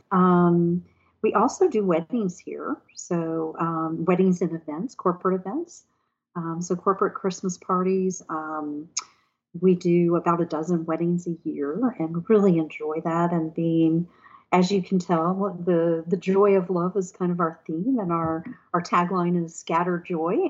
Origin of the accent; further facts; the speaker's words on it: Texas, United States; moved away as an adult; also born or lived in Arlington, Virginia; now in Mayodan, United States; being a Texas girl and moving here from Texas to do this